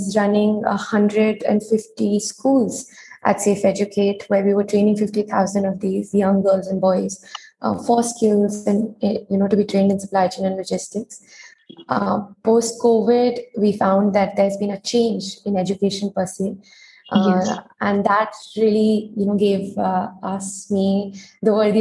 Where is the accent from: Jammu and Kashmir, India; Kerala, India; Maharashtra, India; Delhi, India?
Delhi, India; I was born and brought up in Delhi.